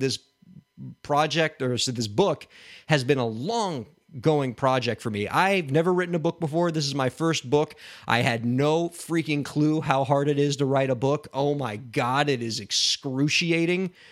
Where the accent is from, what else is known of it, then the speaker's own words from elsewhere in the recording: Miami, Florida, United States; my hometown of Miami